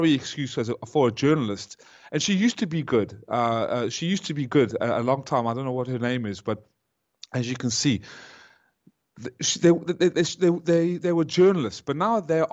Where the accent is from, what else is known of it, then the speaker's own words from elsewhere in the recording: South Africa; I was born in South Africa, because they had to flee Nazi Germany